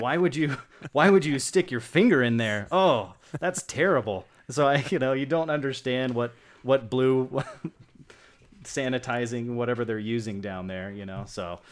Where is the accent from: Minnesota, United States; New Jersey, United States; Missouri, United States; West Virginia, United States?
West Virginia, United States; also born or lived in Bowling Green, Kentucky / Cross Lanes, West Virginia; I grew up in West Virginia